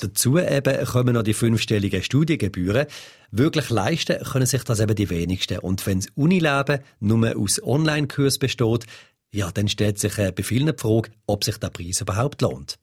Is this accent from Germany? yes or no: no; Switzerland; bei uns in der Schweiz